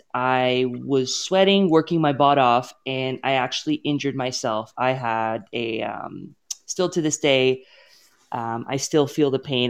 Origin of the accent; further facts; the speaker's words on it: Toronto, Ontario, Canada; moved away as an adult; now in Edmonton, Canada; born and raised in Toronto, and, um, so I am from here